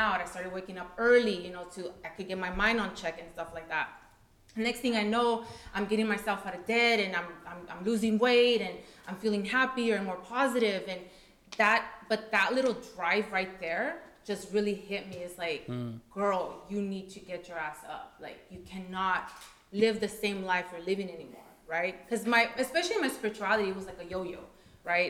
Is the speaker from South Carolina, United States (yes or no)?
no; Coachella, California, United States; also born or lived in Washington; I can't run away from Coachella no more. I can't run away from the Valley anymore. I have to stay home